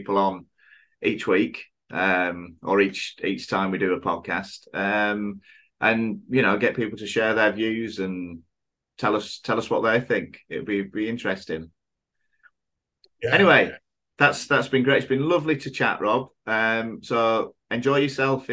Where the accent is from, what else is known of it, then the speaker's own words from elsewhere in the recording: England, United Kingdom; moved away as an adult; now in Thailand; when we were growing up in England